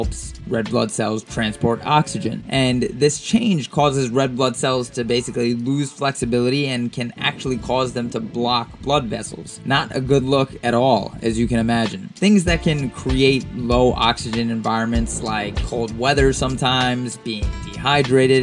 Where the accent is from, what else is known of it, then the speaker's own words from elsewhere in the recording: Queens and Long Island, New York, United States; I was a huge Mobb Deep fan growing up in Queens and Long Island